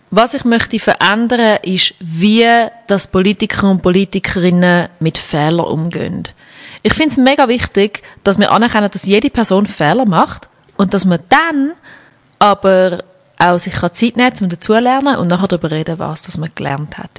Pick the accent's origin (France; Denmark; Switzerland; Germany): Switzerland; Schaffhausen; now in Zurich, Switzerland; in Schaffhausen, wo ich aufgewachsen bin